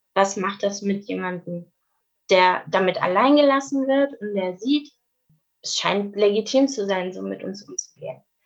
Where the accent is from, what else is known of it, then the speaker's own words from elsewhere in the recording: Swabia, Germany; Meine Familie ist seit hunderten Jahren im Südwesten, es tut mir leid. Also ich bin äh, Schwabe